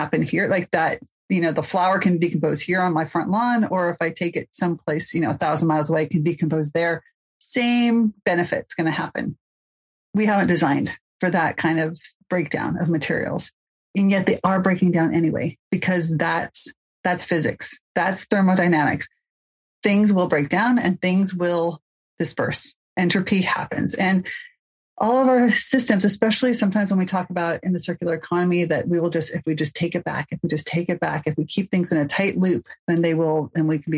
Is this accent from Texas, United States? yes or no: no; Mill Valley, California, United States; I hail from Mill Valley, California.